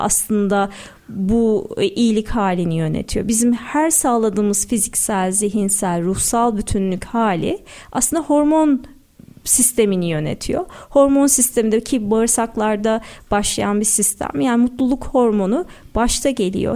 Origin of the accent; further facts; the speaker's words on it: Istanbul, Turkey; Doğma büyüme Sarıyerliyim, İstanbulluyum.